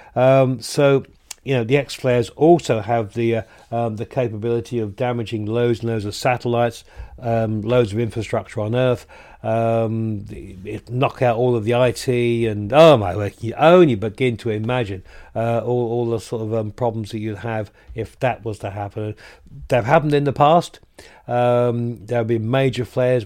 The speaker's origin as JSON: {"language": "English", "region": "the South of England", "country": "United Kingdom", "moved": "yes", "lives_now": "Yorkshire, United Kingdom", "said": "I'm a Southerner living up here in the North of England"}